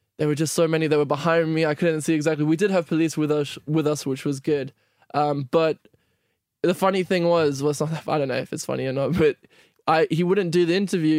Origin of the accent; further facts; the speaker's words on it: South Africa; now in United Kingdom; I'm from like 5 hours from Cape Town. So right. I grew up in a smaller town, but I always just tell people I'm from Cape Town